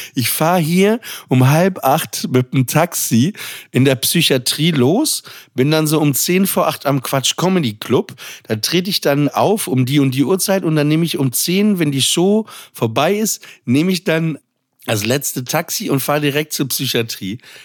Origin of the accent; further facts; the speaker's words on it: Papenburg, Lower Saxony, Germany; ich komme aus Papenburg im Emsland